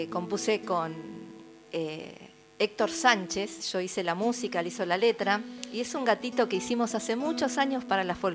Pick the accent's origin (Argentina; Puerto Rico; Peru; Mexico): Argentina; Buenos Aires; also born or lived in San Miguel; Yo siempre digo que soy nacida acá en Capital Federal, en Buenos Aires, pero soy hija de criollos.